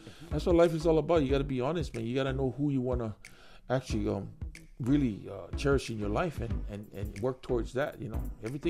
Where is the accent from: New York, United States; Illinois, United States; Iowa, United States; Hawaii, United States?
Hawaii, United States; moved away as an adult; now in Japan; Born and raised in Hawaii.